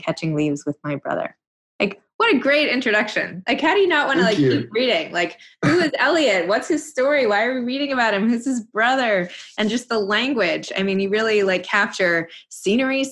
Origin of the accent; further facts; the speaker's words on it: New York City, New York, United States; I'm from New York City